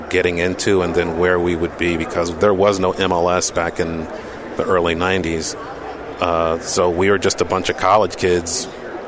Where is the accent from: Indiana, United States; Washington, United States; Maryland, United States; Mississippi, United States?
Maryland, United States; Columbia; where I grew up playing soccer in Columbia, Maryland